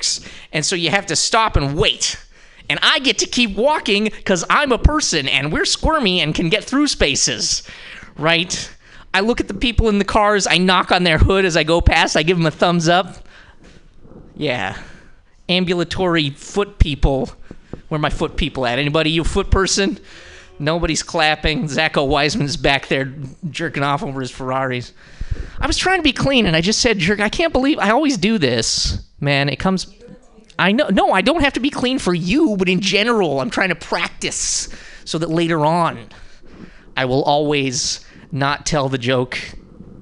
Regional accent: Montana, United States; now in San Francisco, United States; I'm from Montana

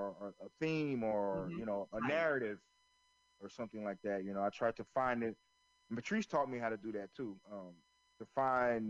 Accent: Florence, South Carolina, United States; where I grew up in Florence, South Carolina

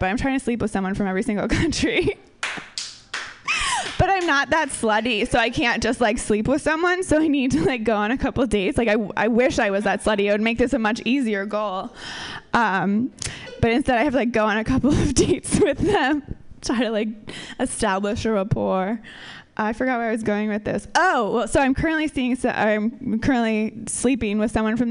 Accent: Minnesota, United States; moved away; we're both from Minnesota

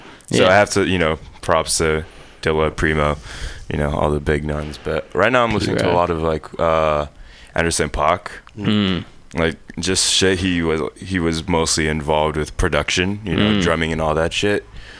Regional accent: Nigeria; also born or lived in Texas

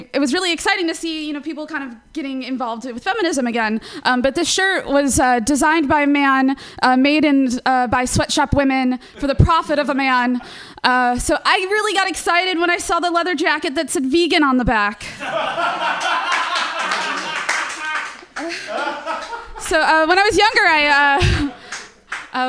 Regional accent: Chicago, Illinois, United States; now in San Francisco Bay Area, United States; I'm from Chicago originally, and I moved out to San Francisco Bay Area.

